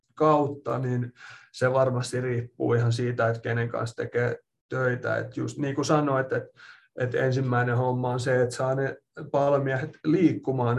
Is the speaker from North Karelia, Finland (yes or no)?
no; Espoo, Uusimaa, Finland; moved away as an adult; also born or lived in Loughborough, England / Minnesota, United States / Kentucky, United States / Ohio, United States; now in Utah, United States; olen Espoosta kotoisin ja tota, siellä asunut suurimman osan, tai no ei nyt ehkä voi enää sanoa, että suurimpaa osaa, mutta ainakin puolet elämästä on tullut asuttua Suomessa